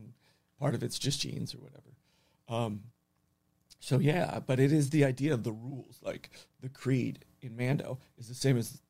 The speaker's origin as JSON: {"language": "English", "town": "Los Angeles", "region": "California", "country": "United States", "said": "I'm from Encino. I'm super Western."}